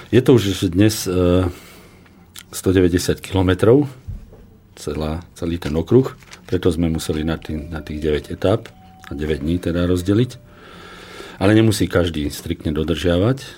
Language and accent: Slovak; Kremnica, Banská Bystrica Region, Slovakia; ja ako rodák z Kremnice som hrdý na toto miesto